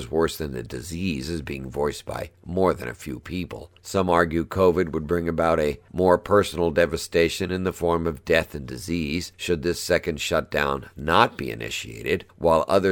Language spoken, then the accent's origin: English; California, United States; my home state of California